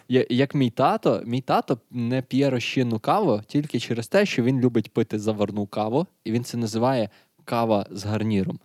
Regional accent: Lviv, Lviv Oblast, Ukraine; ми ж зі Львова

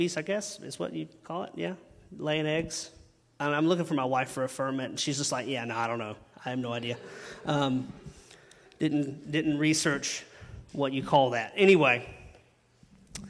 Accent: Chesnee, South Carolina, United States; I'm from Chesney

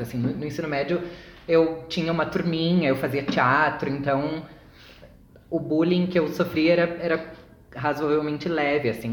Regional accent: Uruguaiana, Rio Grande do Sul, Brazil; also born or lived in Santa Maria / Porto Alegre; now in São Paulo, Brazil; eu sou de Uruguaiana, que é uma cidadezinha minúscula

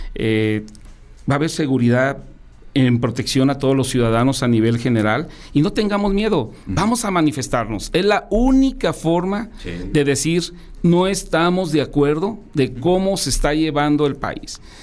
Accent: León, Guanajuato, Mexico; aquí a nuestra ciudad, a nuestro estado

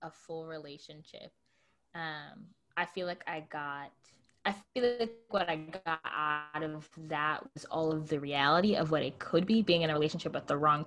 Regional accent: United States

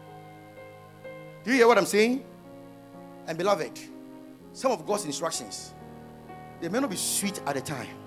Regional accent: Afadjato area, Volta, Ghana; my hometown there are mountains. That's around Afajato

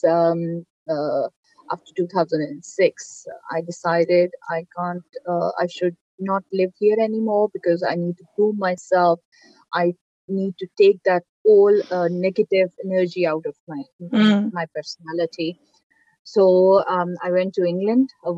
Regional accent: Pakistan; I'm Pakistani

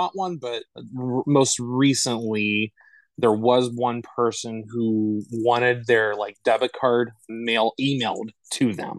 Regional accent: Saxonburg, Pennsylvania, United States; now in Kalamazoo, United States; currently right now, like I said, I live in the Kalamazoo area. Was born and raised north of Pittsburgh in a little town called Saxonburg. And this town in Saxonburg, which is 45 minutes or so due north of the city of Pittsburgh.

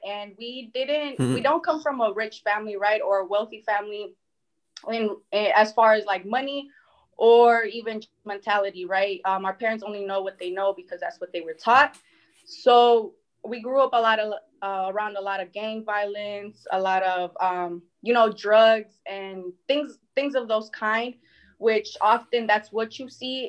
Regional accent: Milwaukee, Wisconsin, United States; also born or lived in Mexico; I'm originally from Mexico, but my family and I moved here to the United States when I was about three. I live in Milwaukee right now

